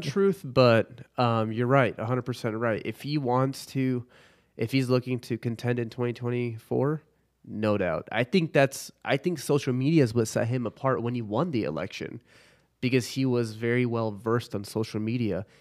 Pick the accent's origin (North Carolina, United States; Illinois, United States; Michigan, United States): Illinois, United States; Chicago; now in Dallas, United States; I'm from Chicago, but I don't do the cold